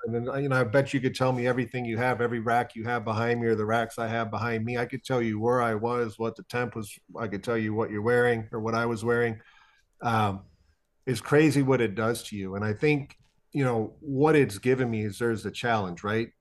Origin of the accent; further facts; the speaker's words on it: Ohio, United States; also born or lived in Iowa; growing up in Ohio